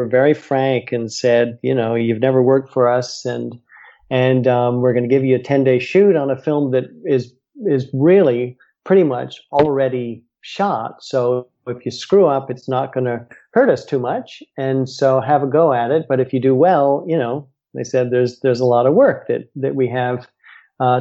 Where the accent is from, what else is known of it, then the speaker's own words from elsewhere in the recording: United States; I'm American and, you know, live here in the US